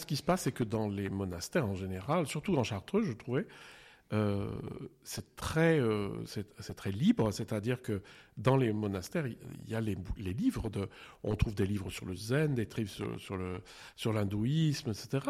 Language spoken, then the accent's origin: French; eastern France, France; moved away; also born or lived in Geneva; quand j'étais jeune, on était dans l'Est de la France